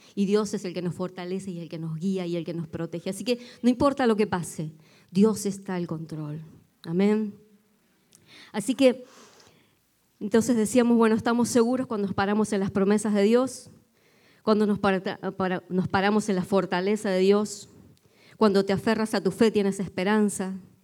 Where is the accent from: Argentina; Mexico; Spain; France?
Argentina; moved away; aunque yo no soy de Buenos Aires